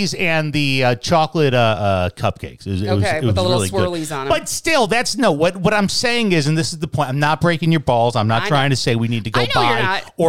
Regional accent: Wisconsin and Michigan, Midwest, United States; now in Southwest, United States; growing up in the Midwest, especially Wisconsin and Michigan

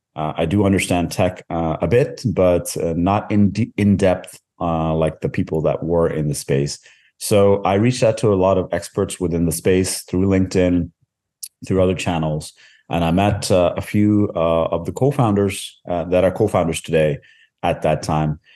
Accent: Canada; moved away as an adult; also born or lived in India; now in Norway; I was born in India. Uh, I grew up most of my life in Canada. Uh, I, uh, currently reside in, in Norway

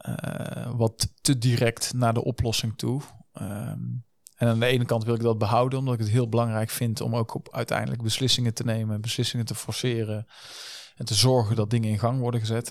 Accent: North Brabant, Netherlands; also born or lived in Den Bosch; now in Eindhoven, Netherlands; Ik ben een echte Brabander van origine, maar eh, niet geboren in Eindhoven.

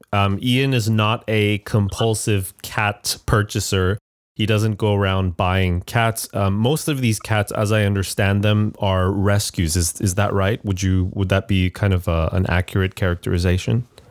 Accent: Montreal, Quebec, Canada; now in Shanghai, China; Montreal, which is my hometown.

